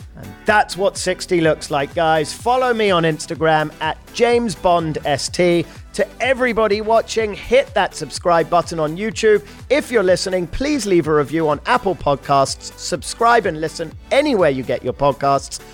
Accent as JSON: {"language": "English", "region": "London", "country": "United Kingdom", "tie": "born or raised there", "said": "We're both obviously from London, born and raised."}